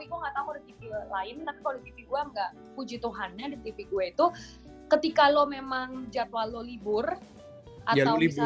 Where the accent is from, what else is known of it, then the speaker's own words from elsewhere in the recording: Surabaya, East Java, Indonesia; now in Jakarta, Indonesia; apalagi gue dari Surabaya yang notabene kota lumayan tenang lah ya yang nyokap bokap tuh nggak pernah nyangka bahwa gue akan pindah ke Jakarta kota yang penuh dengan hidup pikuk masyarakat